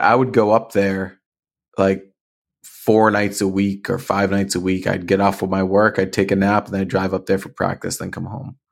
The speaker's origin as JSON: {"language": "English", "town": "Marlborough", "region": "Massachusetts", "country": "United States", "tie": "born or raised there", "said": "I grew up in Marlborough"}